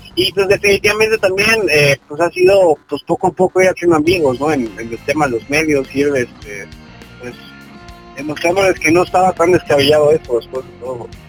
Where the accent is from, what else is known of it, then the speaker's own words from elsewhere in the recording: Mexico City, Mexico; yo soy de la Ciudad de México.